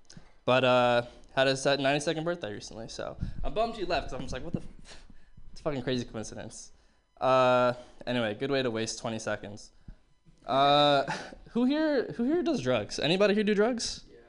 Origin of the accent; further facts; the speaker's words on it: Berkeley, California, United States; Looking back, I realized, you know, growing up in Berkeley in the 70s, totally fucking did drugs, like absolutely fucking lying.